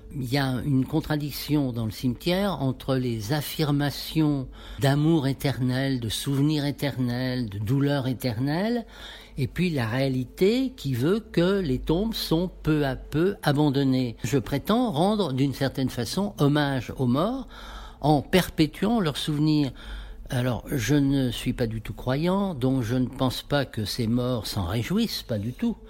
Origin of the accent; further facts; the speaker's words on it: Paris, Île-de-France, France; je suis parisien d'abord